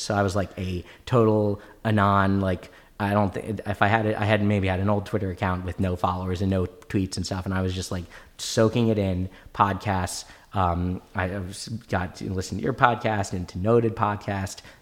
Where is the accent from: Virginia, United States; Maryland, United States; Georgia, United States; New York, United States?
Maryland, United States; I grew up in Maryland